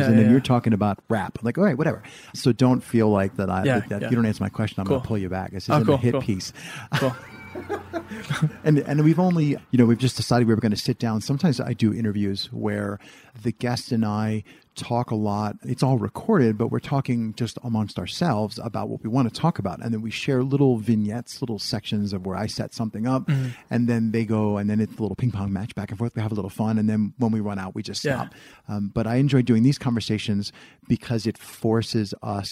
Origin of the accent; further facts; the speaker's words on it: East Coast, United States; I'm from the East Coast